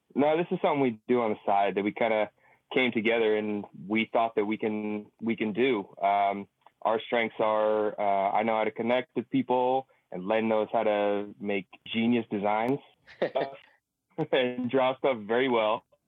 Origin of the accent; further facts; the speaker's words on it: San Francisco, California, United States; We're both from San Francisco, both from the Bav